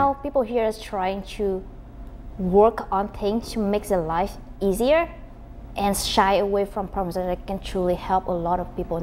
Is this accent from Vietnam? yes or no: yes; Vietnam; moved away; so I'm from Vietnam, a very tiny country